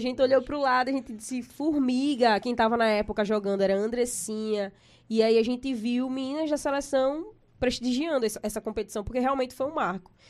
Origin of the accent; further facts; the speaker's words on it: Maceió, Alagoas, Brazil; É, eu vim de Fernão Velho, né? Sou de Fernão Velho. Minha família mora lá ainda. Hoje eu não moro mais em Fernão Velho